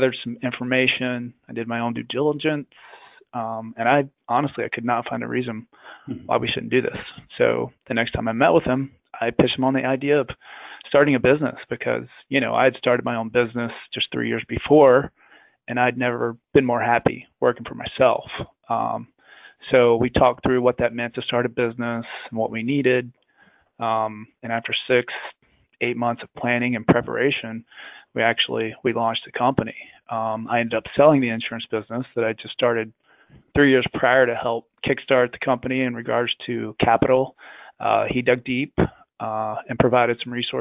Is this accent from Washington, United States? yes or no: no; South Alabama, United States; I grew up in South Alabama.